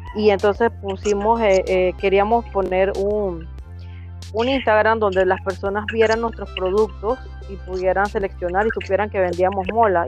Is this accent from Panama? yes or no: yes; Guna Yala comarca, Panama; pertenezco a la comarca Cunayala